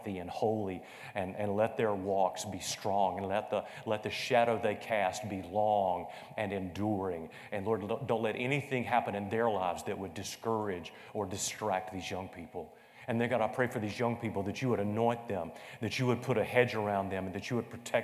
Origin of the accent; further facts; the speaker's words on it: Conway, South Carolina, United States; growing up in Greenwood Baptist Church in the south southern area of Conway, South Carolina